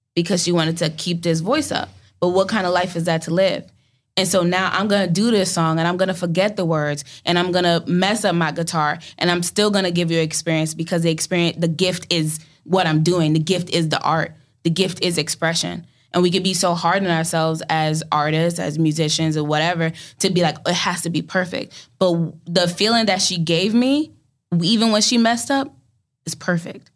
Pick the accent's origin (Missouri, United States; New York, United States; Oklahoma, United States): New York, United States; New York City; I'm from Brooklyn